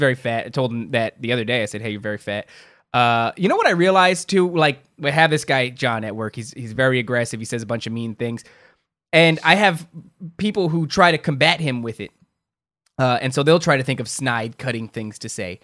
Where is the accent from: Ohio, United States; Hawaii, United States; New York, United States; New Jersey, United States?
New Jersey, United States; Carteret; also born or lived in Elizabeth, New Jersey; my hometown's Carteret